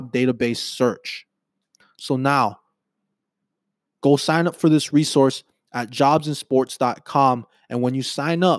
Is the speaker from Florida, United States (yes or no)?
no; Hawaii, United States; I was born and raised on Hawaii on an island